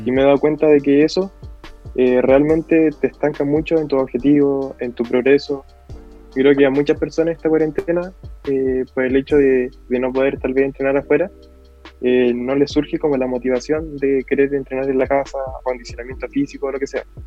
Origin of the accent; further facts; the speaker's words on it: La Serena, Coquimbo, Chile; de la ciudad de La Serena